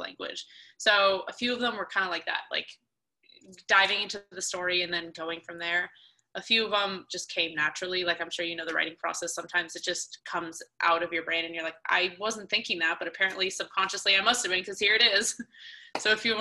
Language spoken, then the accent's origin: English; Atlanta, Georgia, United States; we grew up in Atlanta.